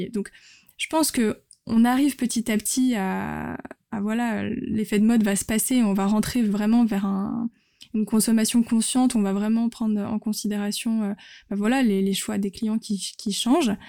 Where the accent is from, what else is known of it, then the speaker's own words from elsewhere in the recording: France; C'est vrai qu'en tant que Français, l'art de la table et de, de manger, et comme tu dis, de partager, c'est très important.